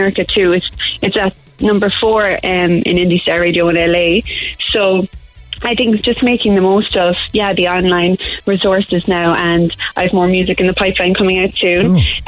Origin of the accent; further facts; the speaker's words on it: Cork, Munster, Ireland; From Montanati.